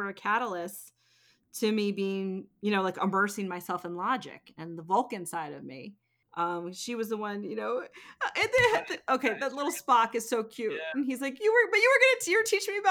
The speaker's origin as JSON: {"language": "English", "area": "the Poconos", "region": "Pennsylvania", "country": "United States", "tie": "born or raised there", "said": "I grew up in the Poconos, like in the mountains"}